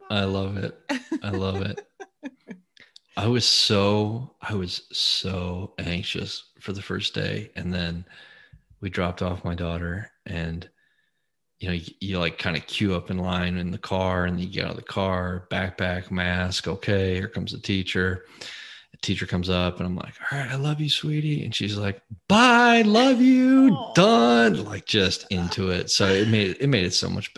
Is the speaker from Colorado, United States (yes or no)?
yes; Colorado, United States; born or raised there